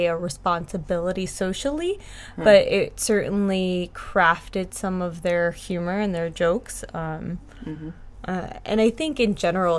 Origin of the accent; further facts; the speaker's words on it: Dumont, New Jersey, United States; also born or lived in Hoboken, New Jersey; I grew up in Bergen County and New Jersey in Dumont, but I was born in Hoboken